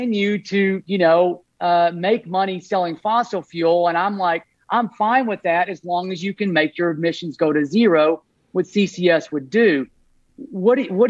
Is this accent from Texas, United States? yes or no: yes; Texas, United States; now in Hood River County, United States; I'm from Texas, and I my folks are still down there